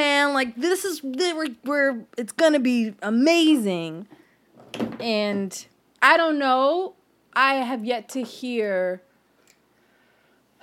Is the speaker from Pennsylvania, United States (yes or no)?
yes; Philadelphia, Pennsylvania, United States; also born or lived in Fairmount, Philadelphia; I was raised in Germantown.